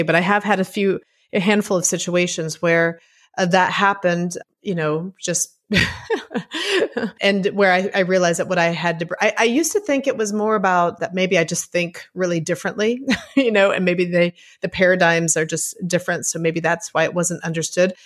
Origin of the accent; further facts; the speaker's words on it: Puerto Rico; moved away; I grew up in Puerto Rico